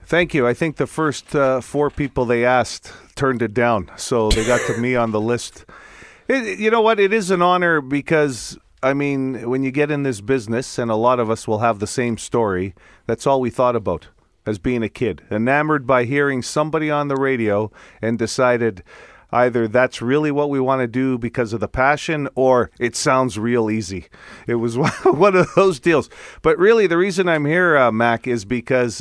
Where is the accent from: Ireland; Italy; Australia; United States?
Italy; accent: Italian; now in Canada; my Italian accent.